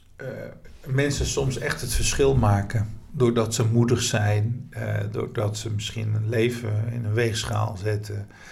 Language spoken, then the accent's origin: Dutch; Nijmegen, Gelderland, Netherlands; deze stad waar ik woon, waar ik geboren ben